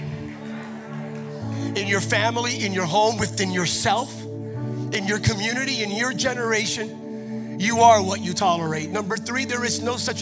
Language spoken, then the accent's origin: English; Bethlehem, Pennsylvania, United States; now in California, United States; I'm originally not from California. I'm originally from Pennsylvania. My home state is Pennsylvania